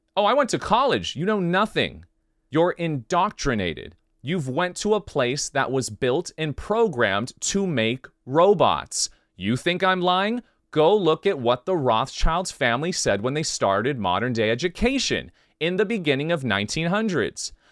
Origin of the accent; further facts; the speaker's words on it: United States; I'm from the United States